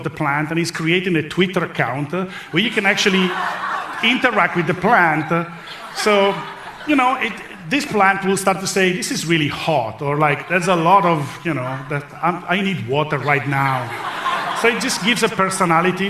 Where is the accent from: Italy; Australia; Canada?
Italy; I come from Italy